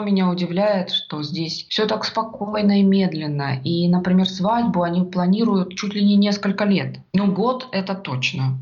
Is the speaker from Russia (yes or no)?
yes; Russia; moved away as an adult; now in Australia; я из России, у нас так принято говорить.